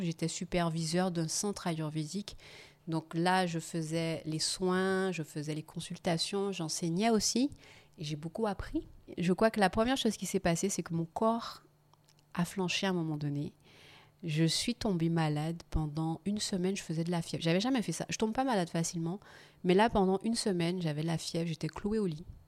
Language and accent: French; Guadeloupe; moved away; also born or lived in England; Je rentre chez moi en Guadeloupe